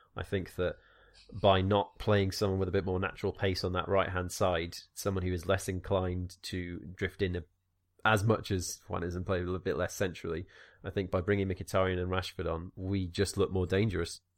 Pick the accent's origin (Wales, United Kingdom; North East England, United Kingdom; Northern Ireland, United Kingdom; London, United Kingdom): Wales, United Kingdom; moved away; I'm Welsh